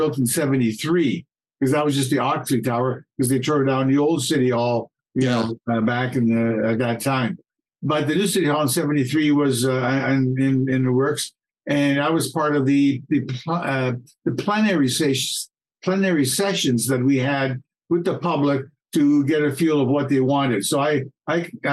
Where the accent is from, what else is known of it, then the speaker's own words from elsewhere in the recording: Toronto, Ontario, Canada; moved away as an adult; now in Kitchener, Canada; I'm born and raised in Toronto